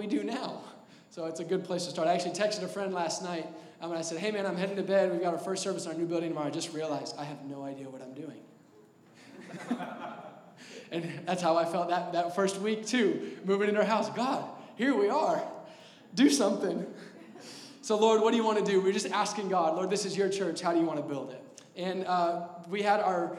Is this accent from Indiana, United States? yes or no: yes; Indianapolis, Indiana, United States; also born or lived in Texas; Born and raised here in the Castleton, Indianapolis area